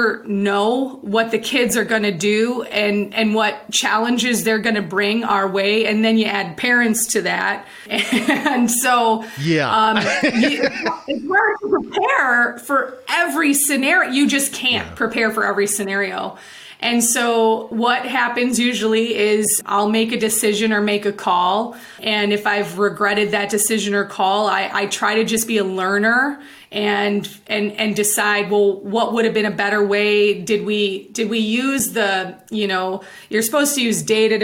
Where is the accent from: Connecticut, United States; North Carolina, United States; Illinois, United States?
Illinois, United States; also born or lived in Indiana; I remember when we moved from Indiana to Illinois when I was, I think, in the first grade.